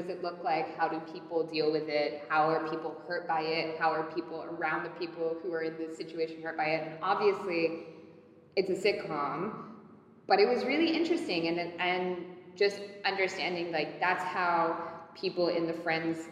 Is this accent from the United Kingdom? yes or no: yes; London, United Kingdom; moved away; I grew up in London